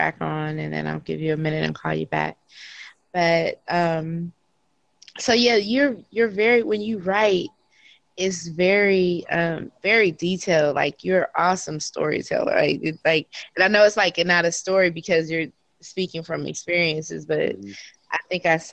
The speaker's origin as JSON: {"language": "English", "region": "California", "country": "United States", "said": "I'm from California"}